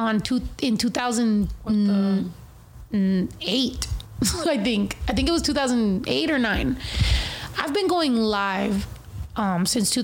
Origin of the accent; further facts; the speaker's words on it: Mexico; also born or lived in California; I'm actually Mexican. My family's actually in Mexico